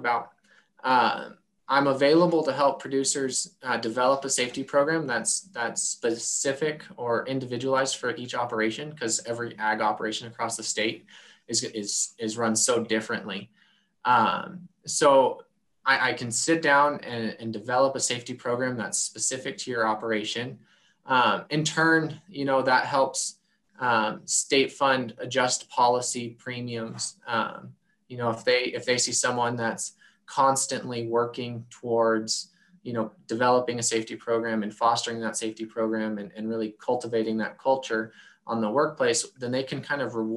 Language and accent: English; Coal Creek Canyon, Colorado, United States; moved away as an adult; now in Montana, United States; I grew up in Colorado, west of the foothills in Golden, or west of Golden in the foothills, a little town called Coal Creek Canyon